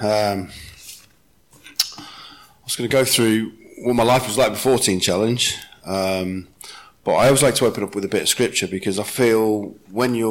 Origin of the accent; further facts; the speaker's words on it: Wales, United Kingdom; I come from Wales